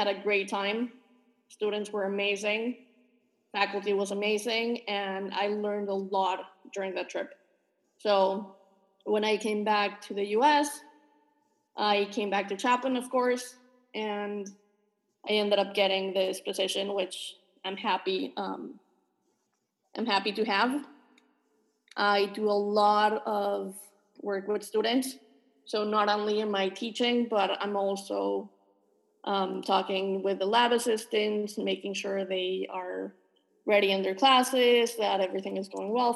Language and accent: English; Mexico; also born or lived in San Diego, California / Los Angeles, California / Paris, France; now in United States; I'm originally from Mexico. I've lived in the U.S. about 20 years at this point.